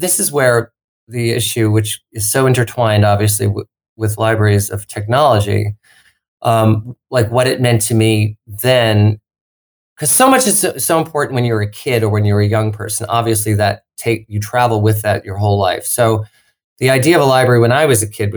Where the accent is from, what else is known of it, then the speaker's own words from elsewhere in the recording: Long Island, New York, United States; I grew up in Long Island outside of New York City and, suburbia